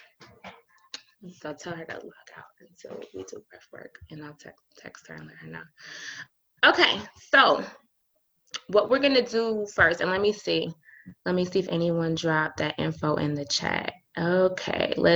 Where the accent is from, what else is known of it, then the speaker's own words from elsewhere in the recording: Decatur, Georgia, United States; I was raised in Decatur, Georgia with a really Christian family